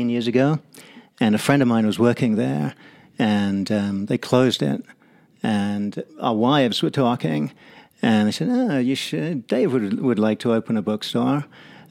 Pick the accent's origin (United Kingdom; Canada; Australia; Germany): United Kingdom; England; accent: English; moved away as an adult; now in Mono County, United States; My accent is English